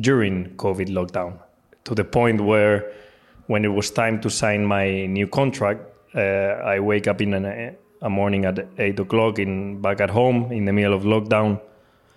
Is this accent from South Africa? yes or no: no; Spain; I'm Spanish